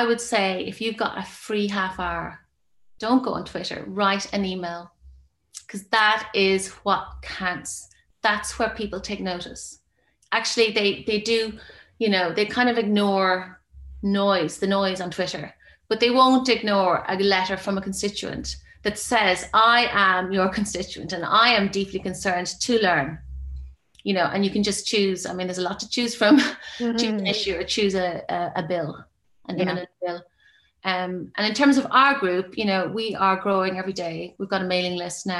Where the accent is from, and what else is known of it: Ireland